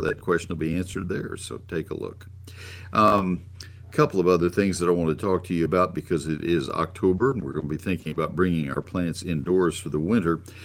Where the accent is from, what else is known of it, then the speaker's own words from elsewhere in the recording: College Station, Texas, United States; also born or lived in San Antonio, Texas; I grew up in College Station